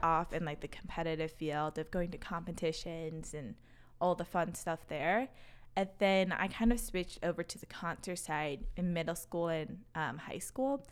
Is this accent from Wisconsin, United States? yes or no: yes; Racine, Wisconsin, United States; accent: Wisconsin; also born or lived in Chicago; I grew up in a city called Racine, so right in between Milwaukee and Chicago